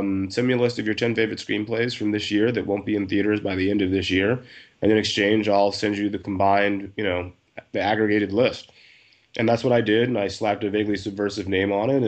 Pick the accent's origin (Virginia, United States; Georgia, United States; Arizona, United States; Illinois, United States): Georgia, United States; West Central; moved away as an adult; also born or lived in New York; now in Los Angeles, United States; I grew up in West Central Georgia